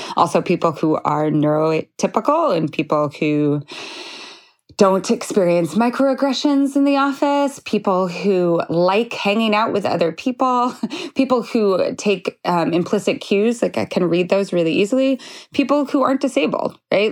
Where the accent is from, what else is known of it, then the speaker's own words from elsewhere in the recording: Idaho, United States; moved away; also born or lived in Montana; I'm from Idaho